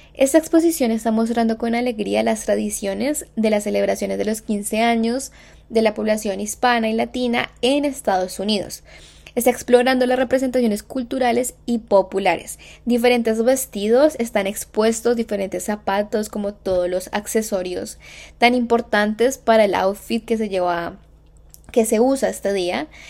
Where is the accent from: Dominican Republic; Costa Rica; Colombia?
Colombia; moved away; yo soy de Colombia